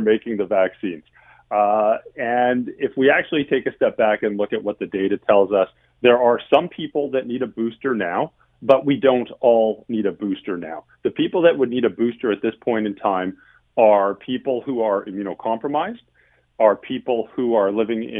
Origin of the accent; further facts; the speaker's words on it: Alberta, Canada; moved away; I'm from Alberta. That's my home province.